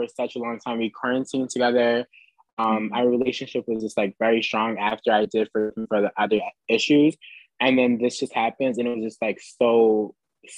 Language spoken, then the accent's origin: English; New Jersey, United States; moved away as an adult; now in Philadelphia, United States; we're from Jersey, but go to school in Philly. So like we live in Philly.